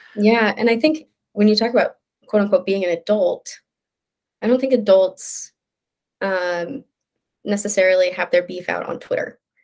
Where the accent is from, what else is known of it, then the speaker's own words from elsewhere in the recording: Midwest, United States; now in New York City, United States; I'm from the Midwest